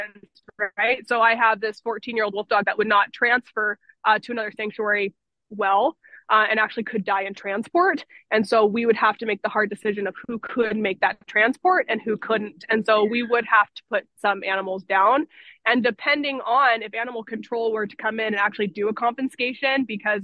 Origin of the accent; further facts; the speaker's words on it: Anacortes, Washington, United States; I've been here my whole life in Anacortes